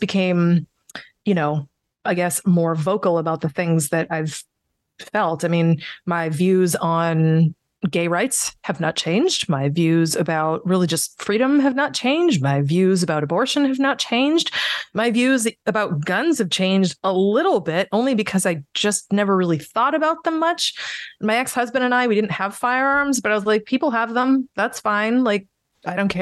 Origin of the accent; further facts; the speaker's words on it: United States; I'm that American